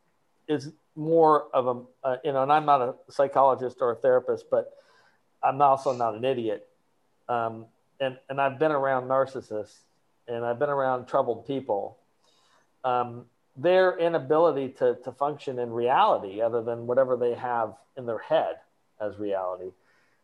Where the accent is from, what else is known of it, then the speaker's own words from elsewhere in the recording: Ohio, United States; I grew up in Ohio